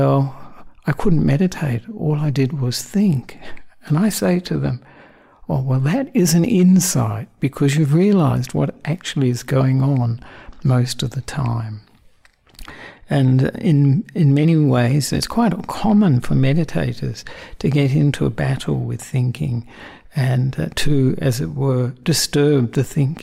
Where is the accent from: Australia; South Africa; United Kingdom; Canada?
Australia; also born or lived in Sri Lanka; I'm the Australian monk who ordained with Ajahn Brahm about 23 years ago